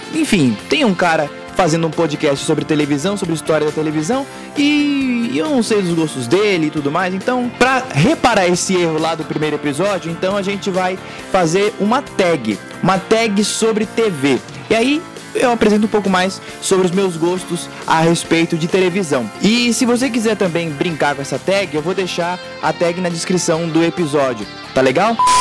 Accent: Brazil; a gente é brasileiro

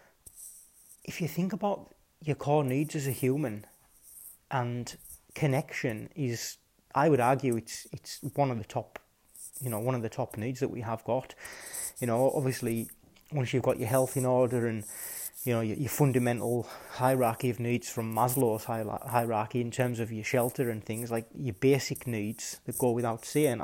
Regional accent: West Cumbria, North West England, United Kingdom; growing up in West Cumbria

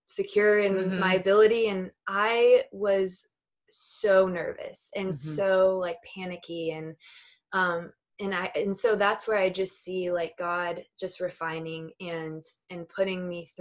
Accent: Southern California, United States; growing up in Southern California

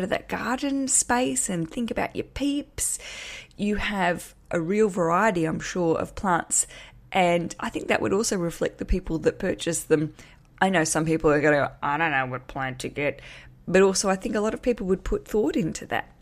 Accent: Australia; accent: big Australian; my big Australian accent

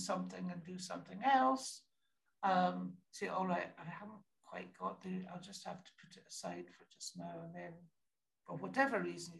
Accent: Scotland, United Kingdom; I'm Scottish

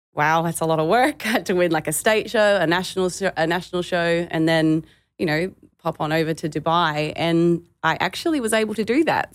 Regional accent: Australia; being a female growing up in Australia

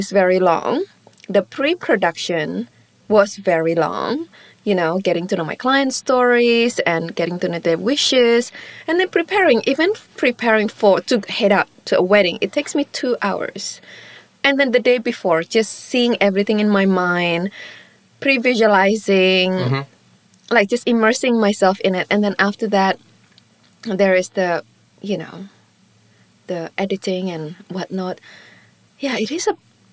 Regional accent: Singapore; first language Mandarin; English is a second language; now in Sydney, Australia; I grew up in Singapore, so it was my first language for 5 years

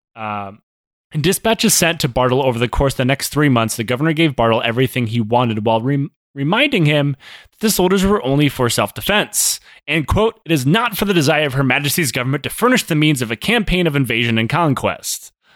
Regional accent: United States; I'm American

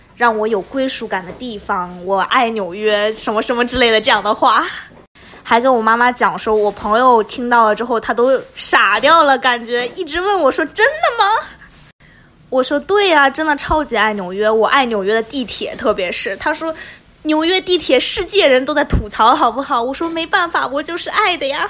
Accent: China; 我是从中国来的

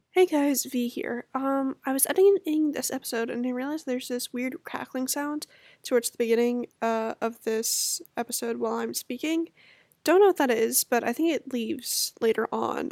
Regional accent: United States; I am American

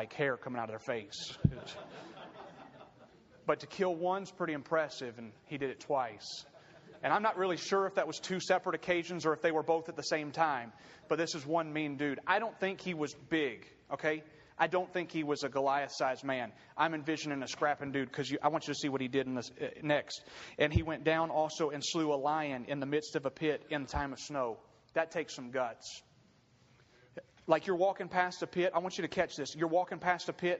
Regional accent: United States; we as American Christians

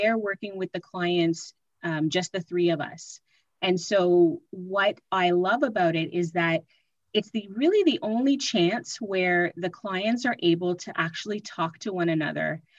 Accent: Mississauga, Ontario, Canada; moved away as an adult; now in Ottawa, Canada; I am originally from Mississauga and I moved to Ottawa to attend law school.

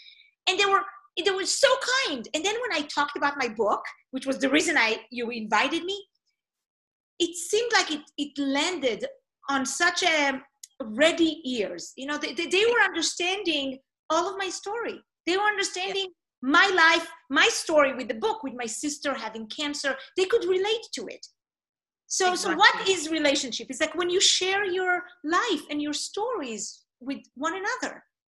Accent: Israel; English is a second language; moved away; You know, I came from Israel. I did not know many people. You know, I'm, you know, like you, my English was not my first language.

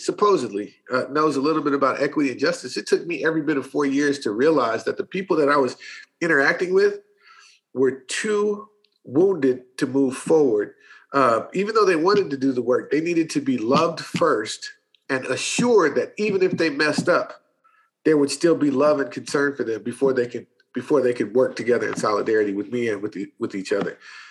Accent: Berkeley, California, United States; Marx and Fanon, because I'm from Berkeley, right?

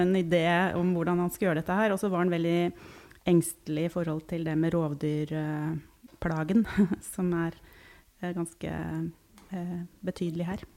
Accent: Hamar, Innlandet, Norway; also born or lived in Oslo; now in Tynset, Norway; Jeg har vokst opp på Hamar, men har bodd litt rundt omkring.

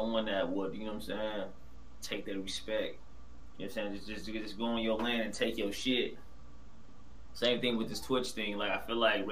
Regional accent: Oakland, California, United States; I'm from Oakland. From East Oakland, California, born in, you know what I'm saying, born in West Oakland, but moved to the East later on in my life

